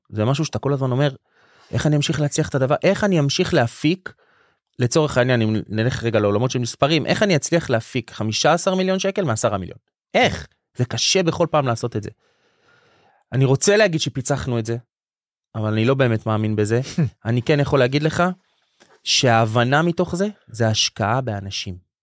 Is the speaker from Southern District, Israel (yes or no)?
no; Jerusalem, Jerusalem District, Israel; גדלנו בירושלים של הפועל כאילו בתור ילדים